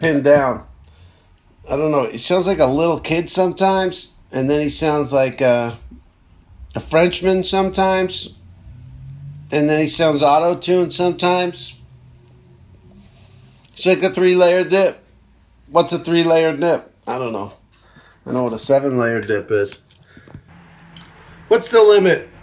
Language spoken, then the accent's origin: English; East Coast, United States; now in Los Angeles, United States; I'm from the East Coast